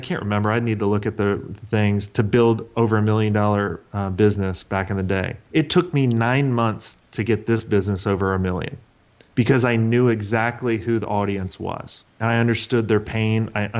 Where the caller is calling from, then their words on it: Atlanta, Georgia, United States; Atlanta, Georgia.